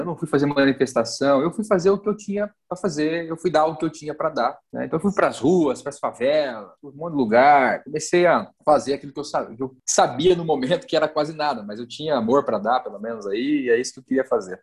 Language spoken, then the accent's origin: Portuguese; Brazil; now in Mogi das Cruzes, Brazil; eu ser brasileiro e provar que eu sou brasileiro